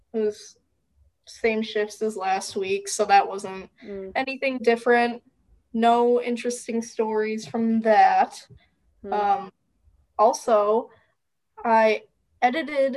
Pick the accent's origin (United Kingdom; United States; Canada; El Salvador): United States; Wisconsin; I'm from Wisconsin